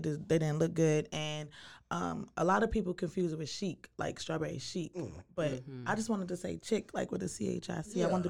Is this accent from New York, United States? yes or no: yes; New York City, New York, United States; moved away; I'm from Brooklyn, New York.